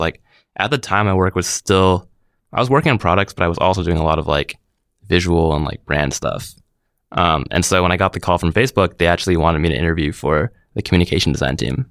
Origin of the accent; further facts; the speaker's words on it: Vancouver, British Columbia, Canada; moved away as an adult; now in San Francisco, United States; born and raised in Vancouver